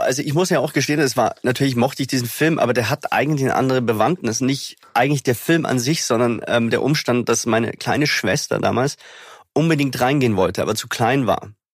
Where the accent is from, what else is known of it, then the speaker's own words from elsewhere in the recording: Germany; ich bin Deutscher